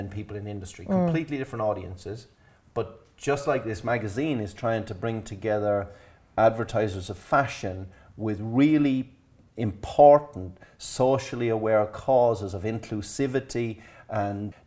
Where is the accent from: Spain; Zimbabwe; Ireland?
Ireland; Being Irish